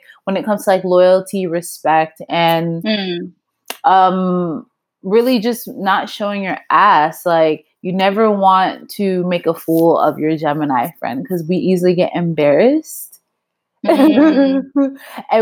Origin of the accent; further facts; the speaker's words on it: the South, a little town outside of Disney, Florida, United States; also born or lived in London; now in New York, United States; I grew up in the suburbs, like literally a little town outside of Disney.